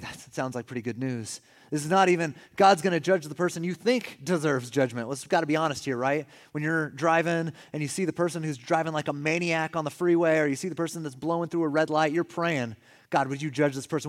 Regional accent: California, United States; We're from California.

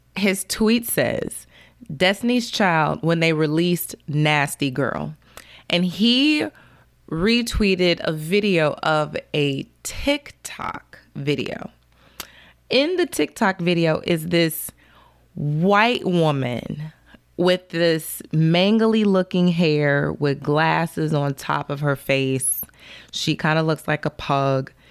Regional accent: Chicago, Illinois, United States; I'm from Chicago

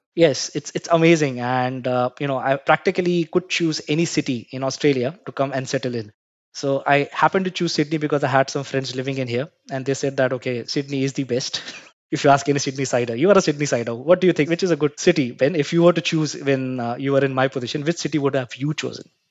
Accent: Mumbai, Maharashtra, India; I was born and brought up in Mumbai. I hail from a country called India.

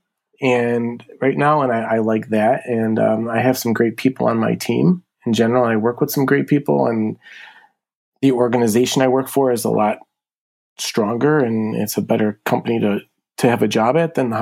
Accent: Buffalo, New York, United States; I grew up here in Buffalo. Been here my whole life.

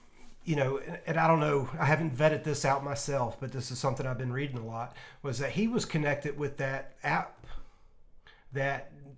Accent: United States; as an American myself

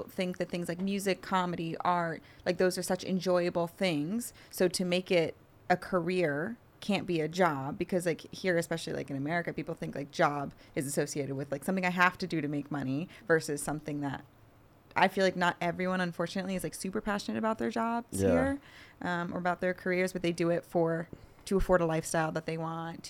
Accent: New York, United States; New York.

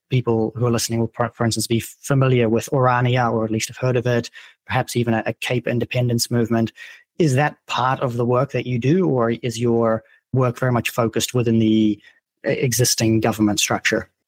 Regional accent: Netherlands; now in South Africa; I'm from the Netherlands

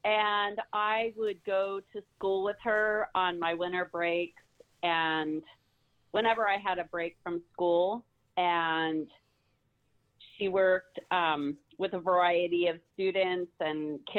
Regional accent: California, United States; also born or lived in Pennsylvania; now in Georgia, United States; I'm originally from the Pennsylvania area, but I grew up in the central part of California.

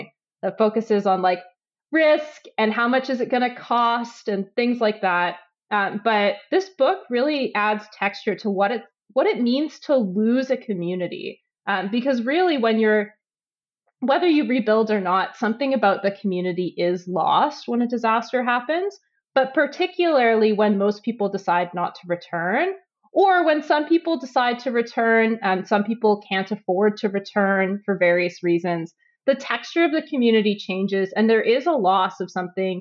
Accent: Edmonton, Alberta, Canada; growing up in Edmonton

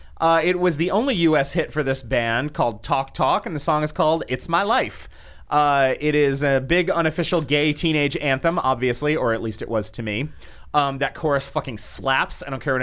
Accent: New England, United States; I grew up in New England, and that song was all over the radio.

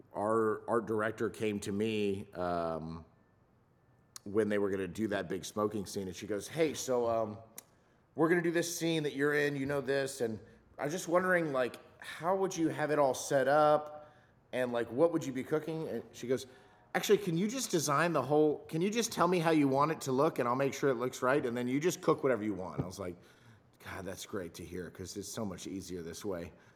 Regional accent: Los Angeles, California, United States; also born or lived in South Louisiana; I grew up in Southern California. I went to, um, an untraditional public school in, in Los Angeles

